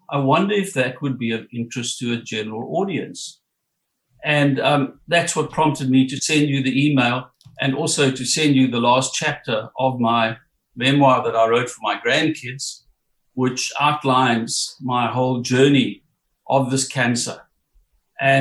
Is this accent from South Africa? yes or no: yes; South Africa; moved away as an adult; also born or lived in Johannesburg, South Africa / Durban, South Africa; now in Coffs Harbour, Australia; I was born and brought up in South Africa